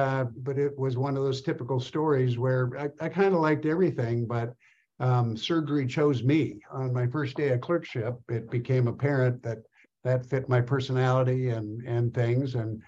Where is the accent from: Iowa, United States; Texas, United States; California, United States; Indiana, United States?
Iowa, United States; Iowa City; moved away as an adult; also born or lived in Victoria, British Columbia, Canada / Tucson, Arizona; I grew up in Iowa City, Iowa.